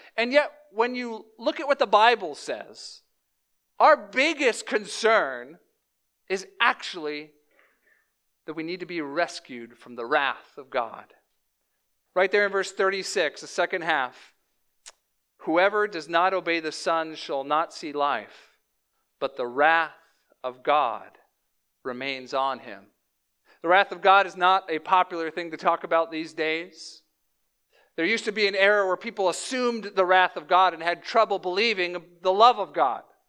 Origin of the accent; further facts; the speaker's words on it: Louisiana, United States; moved away; also born or lived in Chicagoland; I was born in Flor-, uh, Louisiana, down, like, in the South